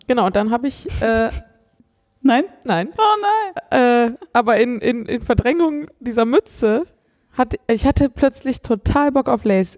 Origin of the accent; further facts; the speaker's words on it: Cologne area, North Rhine-Westphalia, Germany; ich komme nicht aus Köln, aber ich komme so aus dem Kölner Umland ähm, und bin durchaus mit dem Karneval groß geworden